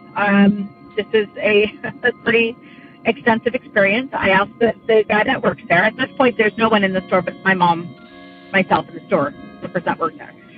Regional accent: Central Valley, California, United States; moved away as an adult; now in Sacramento County, United States; we're from the Central Valley

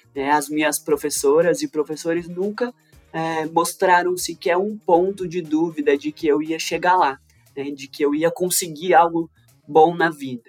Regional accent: Três Corações, Minas Gerais, Brazil; Eu nasci numa favela em Minas Gerais, em Três Corações

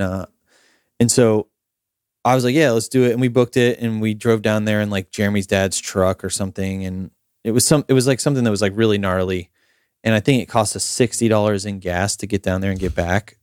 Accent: Summerfield, Florida, United States; I lived in a small town called Summerfield, which is about thirty minutes south of Ocala

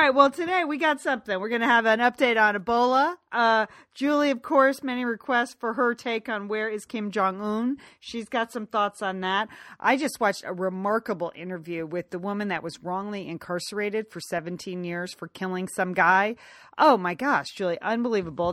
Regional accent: United States; moved away as an adult; now in Los Angeles, United States; we grew up right outside of New York

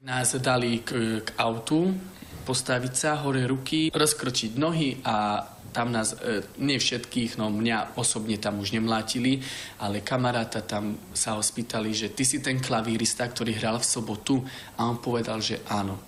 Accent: eastern Slovakia, Slovakia; Ja som pôvodom z východu a teda ako dieťa som si zažil všelijaké potičky

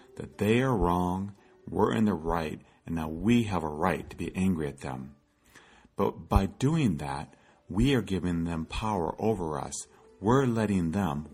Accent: Iowa, United States; As a child, I grew up in Iowa

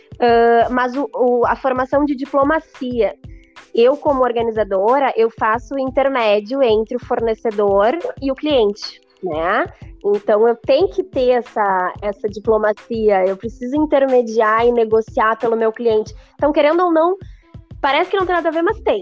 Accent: Porto Alegre, Rio Grande do Sul, Brazil; eu sou de Porto Alegre, nasci criada e sempre vivi em Porto Alegre

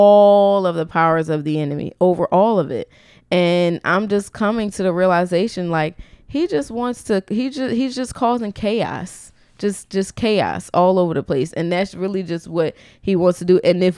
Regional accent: Philadelphia, Pennsylvania, United States; we're from Philly.

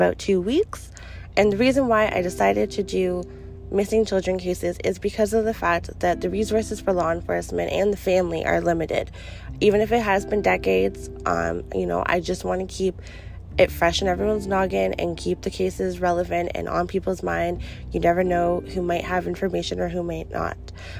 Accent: Canada; my home country of Canada

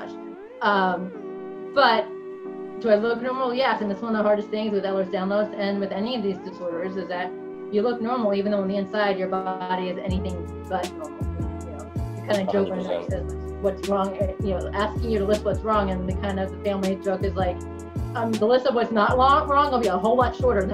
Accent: New York, United States; I'm a New Yorker

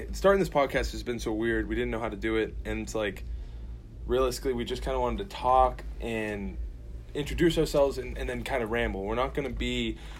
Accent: Saugus, Massachusetts, United States; I'm from Saugus, Massachusetts. I'm 24.

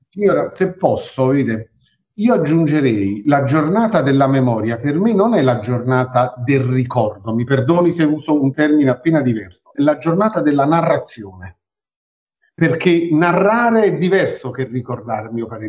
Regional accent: Naples, Campania, Italy; noi siamo napoletani e mm, viviamo nel centro di Napoli

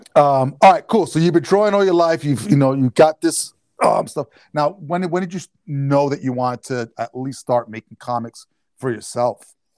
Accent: New York, United States; now in New Jersey, United States; a Jersey boy, which I'm actually from New York

